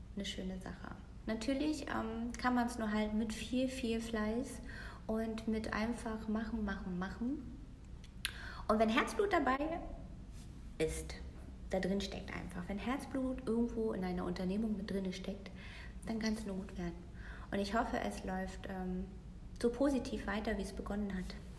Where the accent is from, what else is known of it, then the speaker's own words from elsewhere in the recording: Mecklenburg-Vorpommern, Germany; also born or lived in Berlin; now in Paderborn, Germany; geboren in Mecklenburg-Vorpommern, mittlerweile 38 Jahre alt. Heimat des Herzens ist und bleibt Berlin und der Liebe wegen jetzt bei Paderborn äh, sesshaft geworden tatsächlich